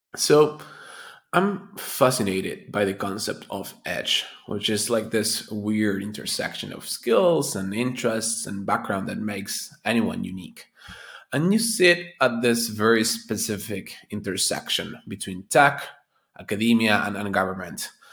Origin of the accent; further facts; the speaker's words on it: Argentina; moved away; also born or lived in United States; I'm, I'm originally from Argentina